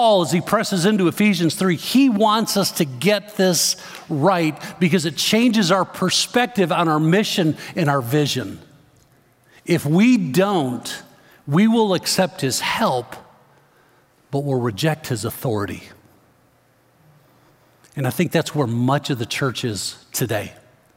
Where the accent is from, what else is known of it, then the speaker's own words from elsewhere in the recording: Chicago, Illinois, United States; Growing up in the Chicago area, I remember driving along the Dan Ryan Expressway into downtown Chicago